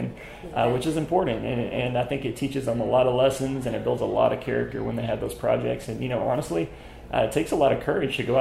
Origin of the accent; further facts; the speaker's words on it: Uvalde, Texas, United States; I'm from Uvalde, Texas